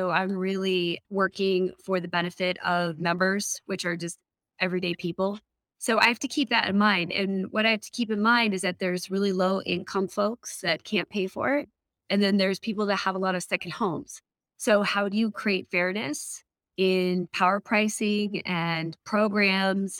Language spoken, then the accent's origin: English; Colorado, United States; moved away as an adult; also born or lived in Washington, D.C. / Seattle / Oregon / Durango, Colorado; I grew up in Colorado, but I lived mostly in Washington, D.C. and Seattle, Oregon area, and was able to make my way back home.